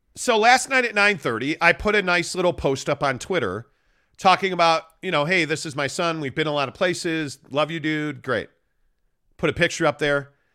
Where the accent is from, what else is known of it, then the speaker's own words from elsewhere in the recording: Chicago, Illinois, United States; now in Utah, United States; Having lived in, growing up in Chicago